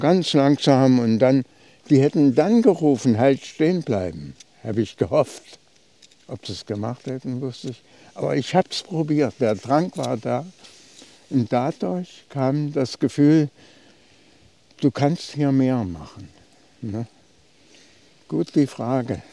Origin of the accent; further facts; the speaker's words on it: Uder, Thuringia, Germany; von Uda aus, meinem Heimatort